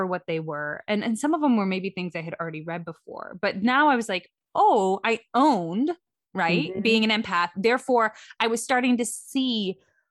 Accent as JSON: {"language": "English", "region": "Midwest", "country": "United States", "tie": "born or raised there", "said": "I grew up in the Midwest"}